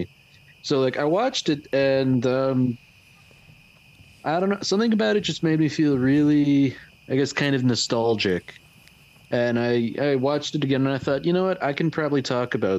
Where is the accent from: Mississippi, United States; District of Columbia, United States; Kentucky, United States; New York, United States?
New York, United States; Rochester; I'm from around about Rochester, New York